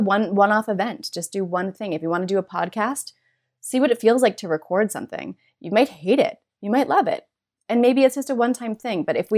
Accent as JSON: {"language": "English", "region": "Minnesota", "country": "United States", "tie": "born or raised there", "said": "I grew up in Minnesota."}